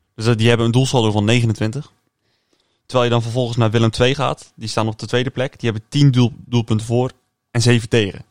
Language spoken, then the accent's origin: Dutch; Netherlands; ik kan wel als Nederlander